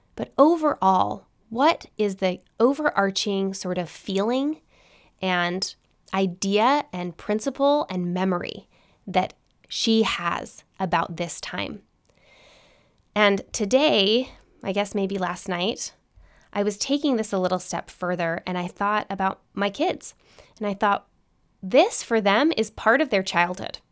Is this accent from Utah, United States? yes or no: yes; Salt Lake City, Utah, United States; I grew up in Salt Lake City, Utah